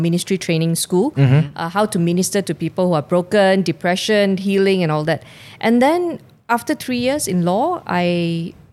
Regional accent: Subang Jaya, Selangor, Malaysia; my hometown, Subang Jaya.

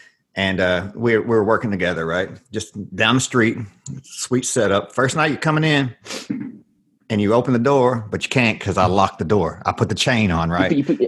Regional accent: Arkansas, United States; I grew up in Arkansas, right? Small town.

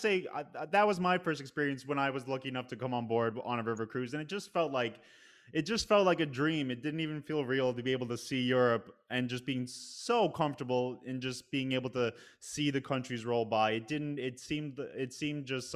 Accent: Northeast, United States; now in New York City, United States; I'm from the Northeast

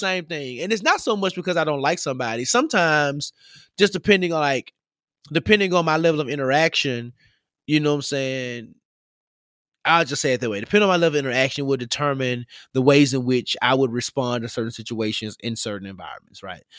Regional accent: Memphis, Tennessee, United States; moved away; I grew up in Memphis. We say drink.

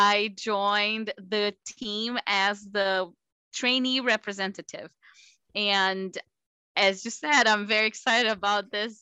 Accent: Brazil; moved away as an adult; also born or lived in Miami, United States; now in United States; I'm originally from Brazil. I did residency in Brazil

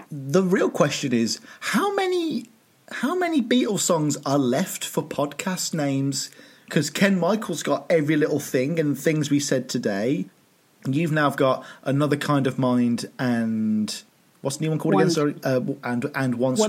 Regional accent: Aldridge, West Midlands, United Kingdom; I come from Aldridge, which is about a 20-minute drive from Birmingham Centre. Me and Denny Lane would have grown up in the same sort of area

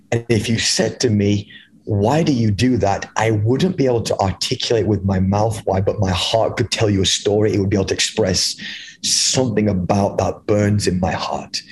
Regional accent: England, United Kingdom; moved away as an adult; now in United States; I was born and raised in England, um, in the United Kingdom. I moved over here when I was 23 years old

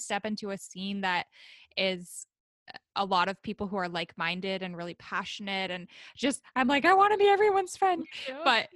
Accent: Oakland, California, United States; moved away as an adult; now in Sacramento, United States; I'm from Oakland, California

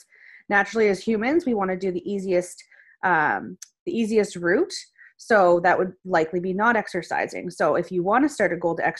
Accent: Nova Scotia, Canada; I'm a dietitian from Nova Scotia

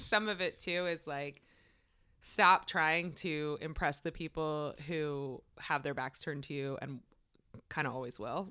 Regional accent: Maryland, United States; one of my best friends from growing up in Maryland

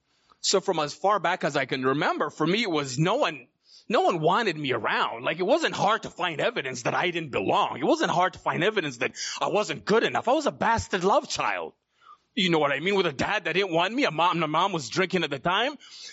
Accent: Uganda; born there; So I was born in Uganda, East Africa, in 1982.

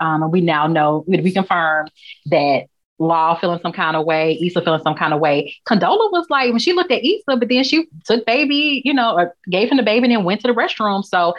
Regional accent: Texas, United States; And I'm from Texas.

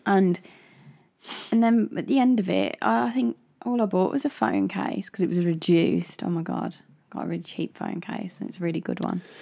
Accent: Midlands, United Kingdom; I grew up in the Midlands

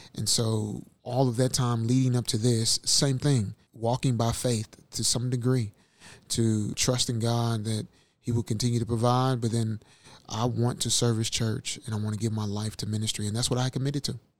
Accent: St. Louis, Missouri, United States; from St. Louis, Missouri

